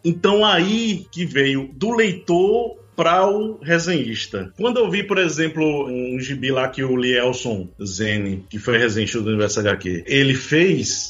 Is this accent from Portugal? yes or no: no; João Pessoa, Paraíba, Brazil; eu sou de João Pessoa, né, da Paraíba.